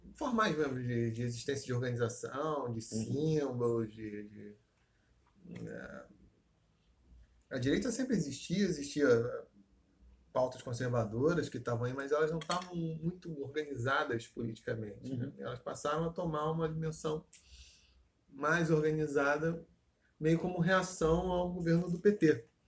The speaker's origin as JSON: {"language": "Portuguese", "region": "Rio de Janeiro", "country": "Brazil", "tie": "born or raised there", "said": "É campo Grande, entre aspas, ocidental, uma parte onde me criei"}